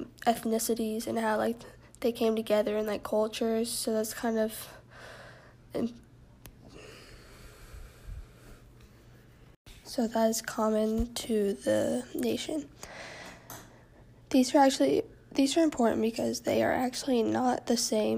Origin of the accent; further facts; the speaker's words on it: Texas, United States; I'm from Texas